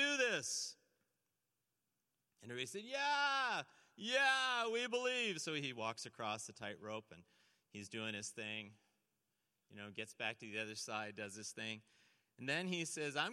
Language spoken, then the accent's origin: English; St. Catharines, Ontario, Canada; I grew up in St. Catharines, right near Niagara Falls, Ontario